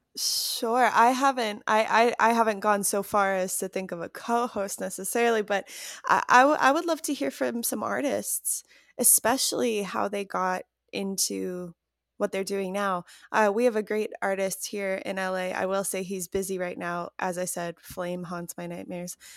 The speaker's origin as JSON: {"language": "English", "town": "Chicago", "region": "Illinois", "country": "United States", "moved": "yes", "lives_now": "Los Angeles, United States", "said": "I'm from Chicago."}